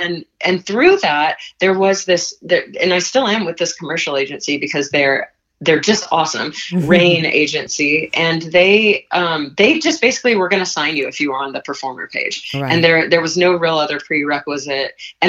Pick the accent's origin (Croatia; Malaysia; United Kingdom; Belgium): Malaysia; now in Los Angeles, United States; I grew up in Malaysia and we had an expatriate school. We did plays and musicals there.